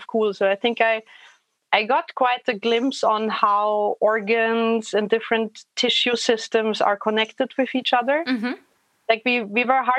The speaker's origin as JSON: {"language": "English", "country": "Germany", "tie": "born or raised there", "moved": "as an adult", "lives_now": "Vienna, Austria", "said": "I grew up in a tiny little place somewhere in between Frankfurt and Würzburg."}